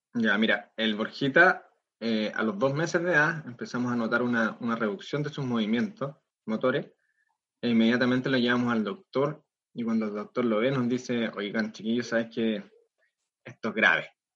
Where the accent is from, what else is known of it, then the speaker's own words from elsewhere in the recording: Concepción, Biobío, Chile; acá en Concepción, nosotros somos de Concepción